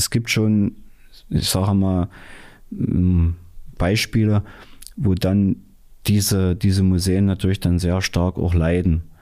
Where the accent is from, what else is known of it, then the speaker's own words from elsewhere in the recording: Dessau, Saxony-Anhalt, Germany; born there; Ich bin ja das auch. Ich bin ja in Dessau